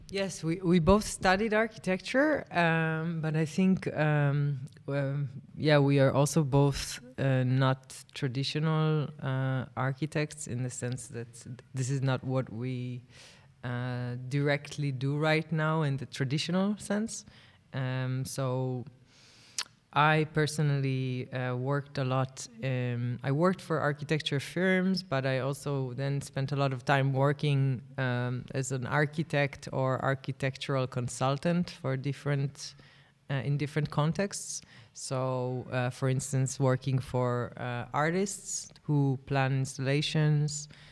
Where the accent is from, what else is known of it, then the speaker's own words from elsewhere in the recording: Tel Aviv, Tel Aviv District, Israel; Tel Aviv is my hometown